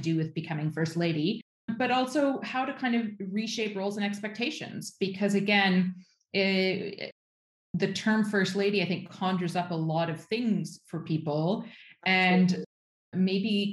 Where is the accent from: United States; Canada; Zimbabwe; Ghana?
Canada; moved away as an adult; now in Iceland; I was born and raised in Canada on a hobby farm, actually. And I moved to Iceland because I met my Icelandic husband in graduate school